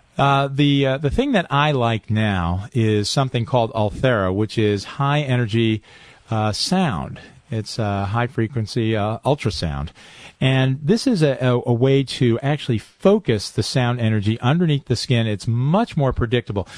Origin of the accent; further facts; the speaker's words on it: Highland Falls, New York, United States; I grew up in Highland Falls, New York.